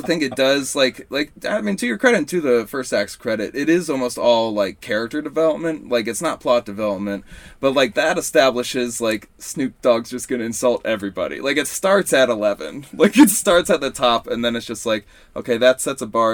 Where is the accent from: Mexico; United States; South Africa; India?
United States; Columbus, Ohio; moved away as an adult; also born or lived in Astoria, New York; now in New York, United States; I'm originally from Columbus, but uh, yeah, I, I moved out here about like six years ago